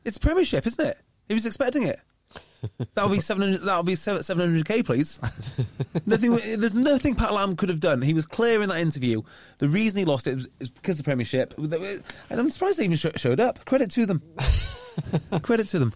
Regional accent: North Wales, United Kingdom; I grew up in North Wales

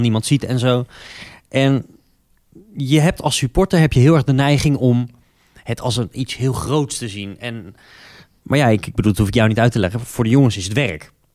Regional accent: Utrecht, Netherlands; Ik kom uit Utrecht

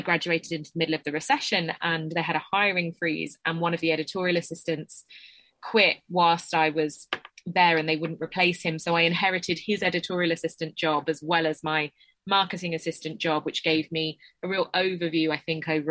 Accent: Essex, East of England, United Kingdom; I'm from Essex

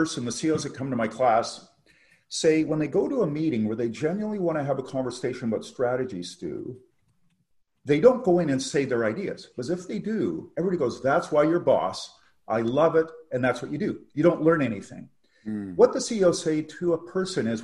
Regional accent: Canada; also born or lived in England; as a Canadian

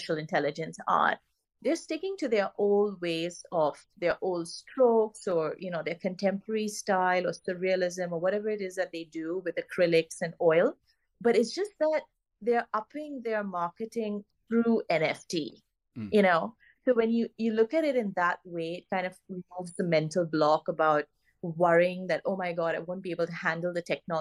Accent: Goa, India; moved away; I'm originally from Goa in India

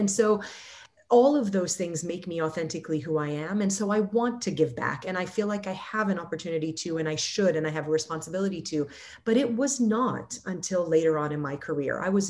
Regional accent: Lebanon; first language Arabic; English is a second language; now in United States; So I stopped speaking Arabic and I stopped, you know, it's my native tongue.

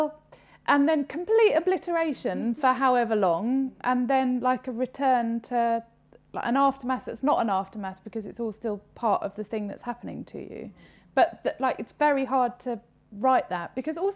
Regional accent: United Kingdom; we're British

